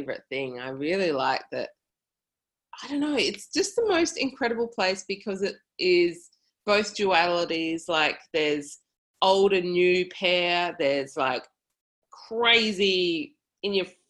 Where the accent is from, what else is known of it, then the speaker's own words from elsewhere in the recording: Adelaide, South Australia, Australia; I grew up in Adelaide